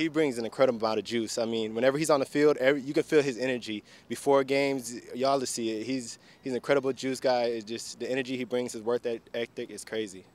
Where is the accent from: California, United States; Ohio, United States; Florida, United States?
Florida, United States; Tampa; also born or lived in Baltimore; now in Houston, United States; I'm from Tampa, so we got a little breeze off the Gulf